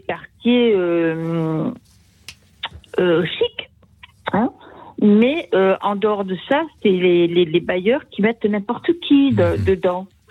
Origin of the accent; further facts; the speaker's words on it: Sarthe, Pays de la Loire, France; now in Toulouse, France; je retourne dans mon village natal, dans la Sarthe